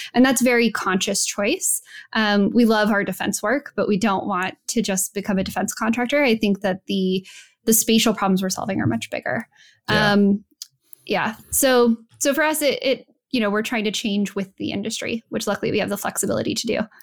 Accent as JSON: {"language": "English", "region": "New Mexico", "country": "United States", "moved": "yes", "said": "I'm from New Mexico."}